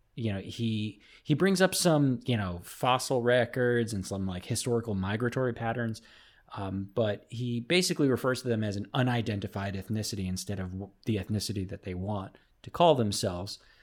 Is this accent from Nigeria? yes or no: no; United States; I'm an American